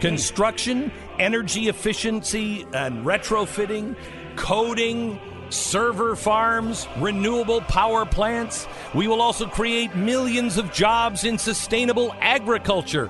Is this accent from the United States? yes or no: yes; Seattle, Washington, United States; moved away; growing up in Seattle